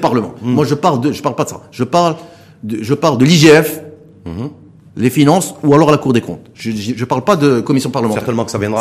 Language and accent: French; Morocco; je suis un Marocain